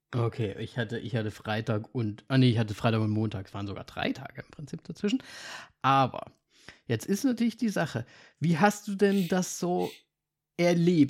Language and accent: German; eastern Germany, Germany; Bei uns im Osten